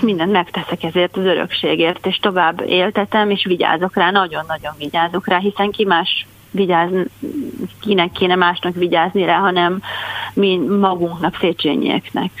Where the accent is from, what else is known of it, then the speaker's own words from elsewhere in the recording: Hungary; kislányként azért én 1970-ben születtem, erősen a kommunista rendszer nyomása alatt, és hát nem volt azért olyan, nem voltak ezek a ez, ez, ez a Magyarországon a lét olyan nagyon vidám